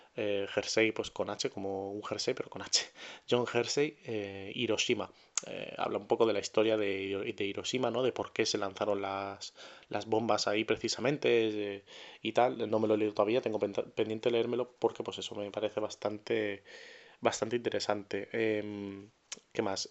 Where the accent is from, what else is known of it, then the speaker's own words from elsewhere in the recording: Murcia, Region of Murcia, Spain; yo soy de Murcia